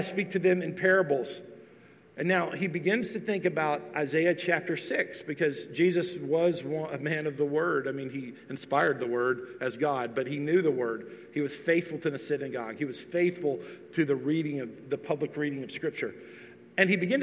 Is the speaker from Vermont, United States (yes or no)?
no; Texas, United States; moved away as an adult; now in Tennessee, United States; I'm from Texas. I've still lived most of my life in Texas. Even though we're going to cross the threshold pretty soon here, where it will be more years in Tennessee than Texas